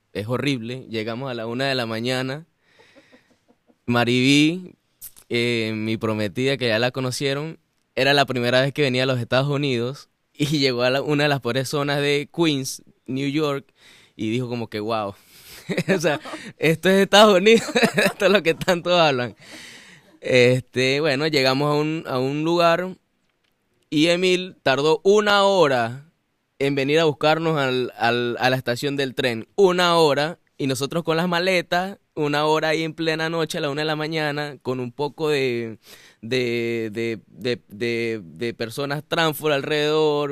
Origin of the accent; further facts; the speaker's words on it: Mérida, Venezuela; moved away as an adult; now in United States; Yo soy de Venezuela, en una ciudad mm, hermosa que se llama Mérida. Y, mm, bueno, famosamente los gochos, ¿no? Somos gochos, los gochos